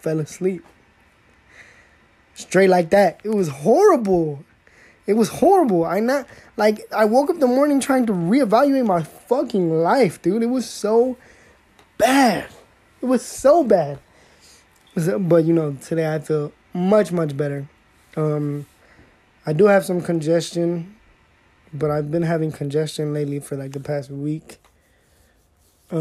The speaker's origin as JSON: {"language": "English", "region": "Southern California", "country": "United States", "said": "I'm a Latino from Southern California"}